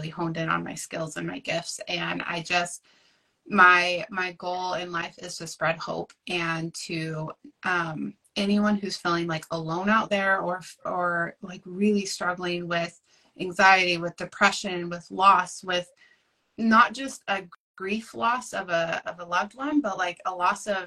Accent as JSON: {"language": "English", "region": "Oregon", "country": "United States", "said": "I'm from Oregon. I live in a tiny little coastal town"}